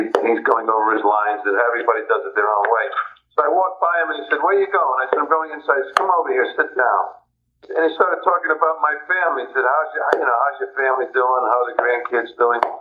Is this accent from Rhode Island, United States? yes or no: yes; Providence, Rhode Island, United States; I grew up in Providence, Rhode Island, a very Italian section